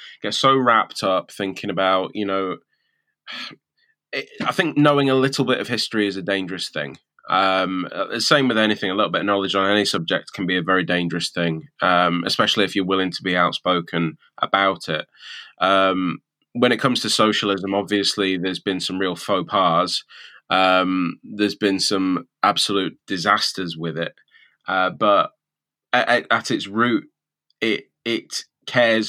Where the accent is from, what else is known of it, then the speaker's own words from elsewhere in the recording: England, United Kingdom; now in Scotland, United Kingdom; Speaking as an English man who lived up here 16 years ago